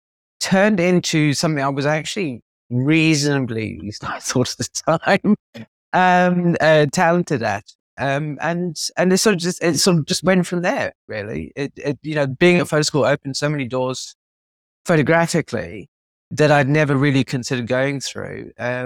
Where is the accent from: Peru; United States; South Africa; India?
South Africa; also born or lived in United Kingdom; I was born in the UK, but we moved to South Africa.